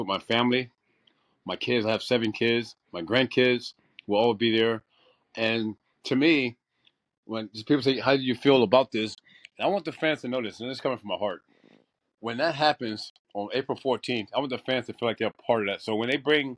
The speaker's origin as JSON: {"language": "English", "town": "Tampa", "region": "Florida", "country": "United States", "tie": "born or raised there", "said": "I got traded to Tampa, my hometown team"}